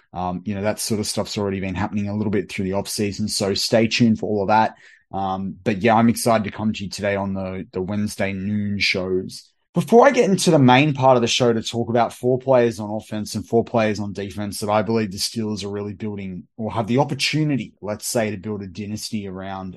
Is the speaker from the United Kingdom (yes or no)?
no; Australia; as an Australian